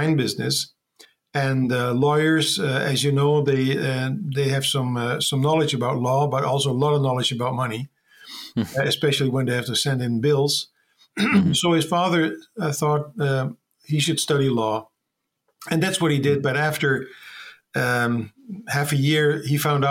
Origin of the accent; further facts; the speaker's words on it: Netherlands; I'm from the Netherlands